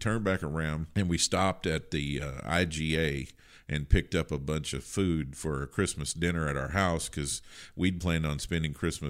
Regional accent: Kentucky, United States; moved away as an adult; So I'm from Kentucky. So Thanksgiving is always celebrated in Kentucky. And I have not missed a Thanksgiving in Kentucky ever. So I've made all 50, this will be 55

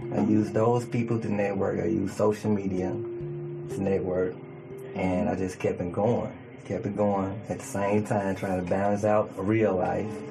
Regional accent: Chicago, Illinois, United States; also born or lived in Mississippi; now in Memphis, United States; I am from Chicago, Illinois. Born and raised. Chicago, Illinois. Chi Town, Windy City

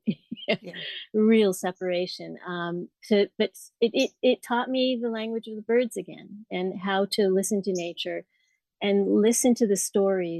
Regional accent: Colorado, United States; I was born in Colorado and I grew up in the mountains

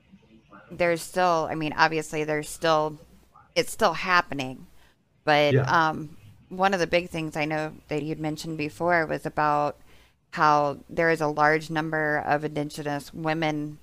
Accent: United States; as an American

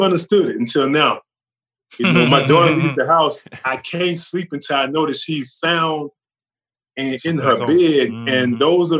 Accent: Charlotte, North Carolina, United States; also born or lived in Louisiana; we moved from Louisiana to North Carolina, to Charlotte

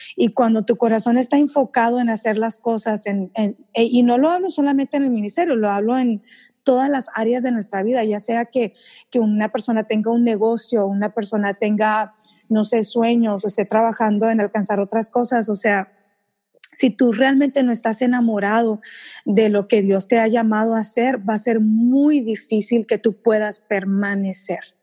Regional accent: Texas, United States; soy mexicana, mis papás son mexicanos y yo nací acá en Estados Unidos.

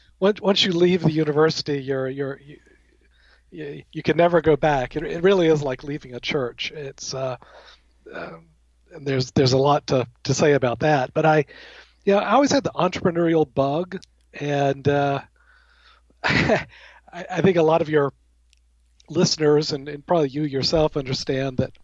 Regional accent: Alabama, United States; now in Connecticut, United States; I'm originally from the South. I'm from Alabama, the heart of Dixie

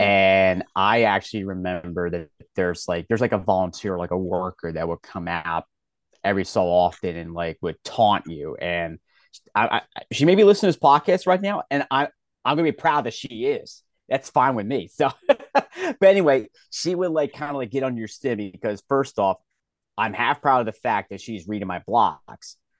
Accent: Philadelphia, Pennsylvania, United States; I'm born and raised in Philadelphia

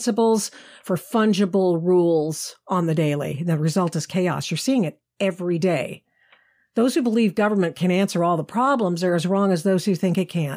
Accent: Portland, Oregon, United States; Portland, Oregon, my hometown

